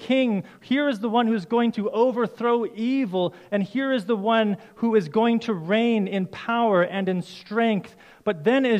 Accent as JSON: {"language": "English", "country": "Canada", "said": "as a Canadian citizen"}